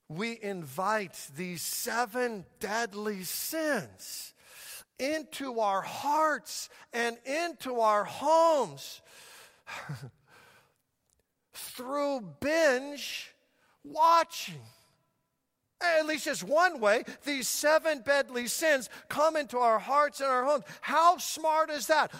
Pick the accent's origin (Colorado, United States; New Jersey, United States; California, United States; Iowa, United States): Colorado, United States; Denver; when I was just a little child growing up in Denver, Colorado